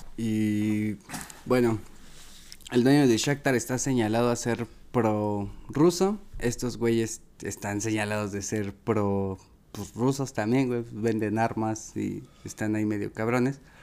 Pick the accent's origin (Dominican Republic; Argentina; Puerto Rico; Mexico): Mexico; los mexicanos parecemos turcos